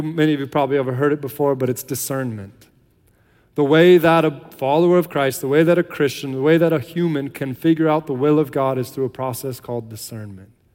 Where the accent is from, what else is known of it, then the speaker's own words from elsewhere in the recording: United States; moved away as an adult; now in Ireland; we're American, that we're missionaries